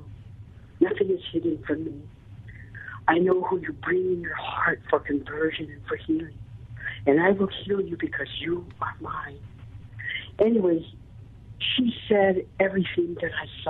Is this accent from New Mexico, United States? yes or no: yes; Albuquerque, New Mexico, United States; also born or lived in San Diego; I came home from San Diego to Albuquerque